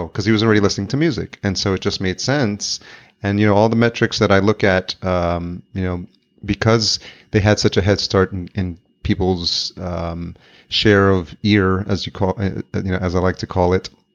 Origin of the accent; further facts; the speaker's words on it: Yonkers, New York, United States; now in Minneapolis, United States; in Yonkers where I grew up